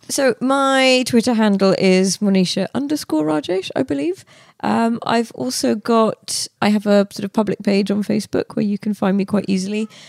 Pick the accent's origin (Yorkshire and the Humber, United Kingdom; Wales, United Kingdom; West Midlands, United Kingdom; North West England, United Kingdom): West Midlands, United Kingdom; Birmingham; moved away as an adult; also born or lived in India / Headingley, Leeds / London; I grew up in Edgbaston, um, I then lived in Headingley, and then I lived up the road from Lords.